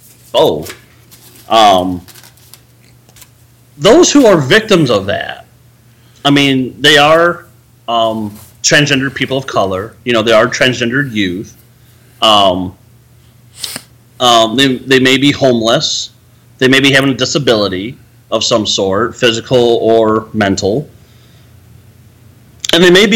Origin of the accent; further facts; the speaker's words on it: Chicago area, Illinois, United States; moved away; When I moved back here a year ago in my hometown area